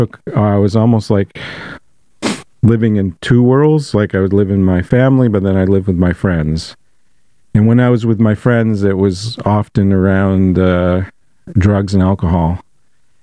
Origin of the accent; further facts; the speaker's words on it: Bangor, Maine, United States; I was a young person growing up in Bangor.